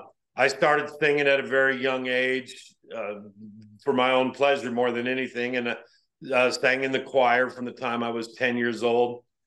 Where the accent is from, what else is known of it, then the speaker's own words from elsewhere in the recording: Vallecito, Colorado, United States; also born or lived in Northern New Mexico; I was born in Northern New Mexico, but I actually lived the majority of my life in a place called Vallecito, Colorado, which is a small mountain town at the base of the Wimmenuch Wilderness